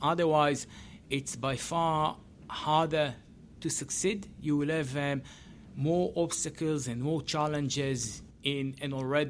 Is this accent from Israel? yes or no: yes; Israel; English is a second language; And I came from Israel, and you see that in many, many cases